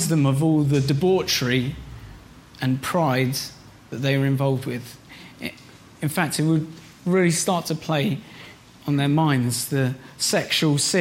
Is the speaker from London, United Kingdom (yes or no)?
no; Reading, South East England, United Kingdom; moved away; I was in Reading, my hometown where I grew up